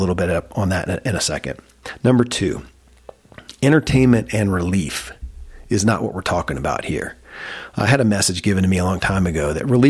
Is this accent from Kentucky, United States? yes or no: yes; Kentucky, United States; born or raised there